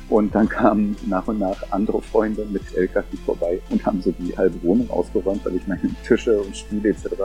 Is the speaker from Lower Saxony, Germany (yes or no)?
no; Gardelegen, Saxony-Anhalt, Germany; moved away as an adult; also born or lived in Berlin; now in Japan; Ja, ich bin aufgewachsen in Gardeling in der Altmark und war aber eigentlich seit meinem 16. Lebensjahr jedes Wochenende schon immer in Berlin, Prenzlauer Berg.